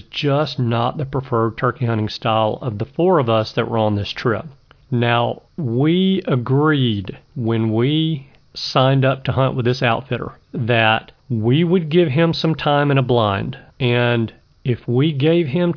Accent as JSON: {"language": "English", "region": "Alabama", "country": "United States", "said": "my home state of Alabama"}